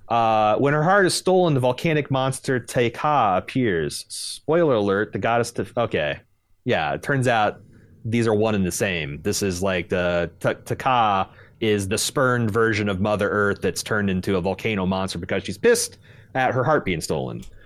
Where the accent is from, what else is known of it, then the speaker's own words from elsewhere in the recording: United States; as an American.